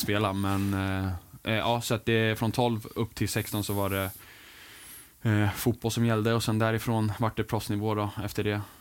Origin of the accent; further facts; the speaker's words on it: England, United Kingdom; moved away; min uppväxt i, England